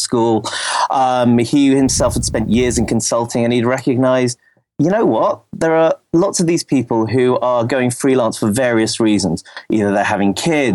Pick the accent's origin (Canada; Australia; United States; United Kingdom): United Kingdom; I'm British